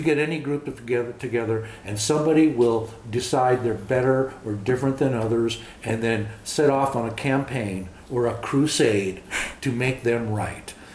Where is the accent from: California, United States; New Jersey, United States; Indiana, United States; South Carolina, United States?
California, United States; Los Angeles; first language English; moved away as an adult; also born or lived in Montana / Minnesota / Texas; I grew up in Los Angeles, East Los Angeles. Born in East.